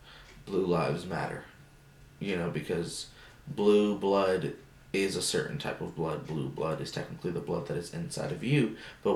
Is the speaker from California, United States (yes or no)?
yes; California, United States; English is a second language; I'm from Cali.